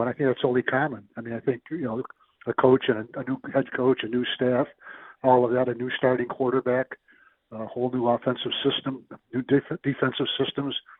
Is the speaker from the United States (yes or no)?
yes; South Dakota, United States; I'm from South Dakota